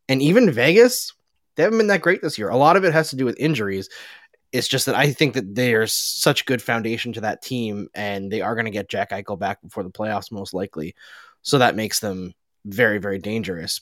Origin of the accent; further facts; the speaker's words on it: Alberta, Canada; I grew up in Alberta. I grew up five up no, five hours north of Edmonton, where it was a lot colder than Edmonton.